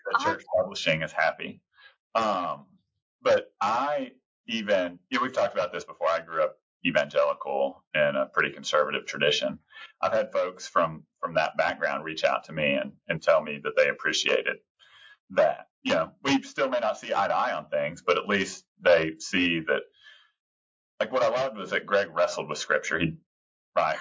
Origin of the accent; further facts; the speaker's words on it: Texas, United States; I'm a Texan